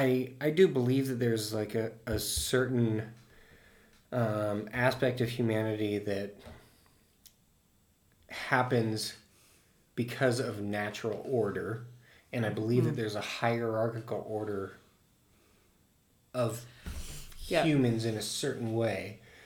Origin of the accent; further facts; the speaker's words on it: United States; Well, and I'm American through and through.